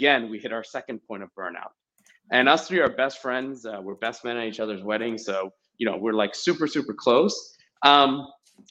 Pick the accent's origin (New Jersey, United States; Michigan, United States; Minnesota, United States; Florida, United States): New Jersey, United States; also born or lived in India / Boston; I was born in India, and that's where my family's from. It's my entire heritage. I was brought here to Jersey pretty young. I was about a couple of years old, and then grew up here in Jersey